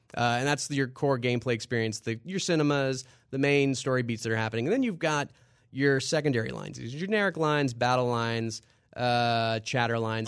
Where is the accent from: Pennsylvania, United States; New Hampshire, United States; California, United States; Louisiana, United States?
Louisiana, United States; moved away; also born or lived in New York; growing up in Louisiana and moved up to New York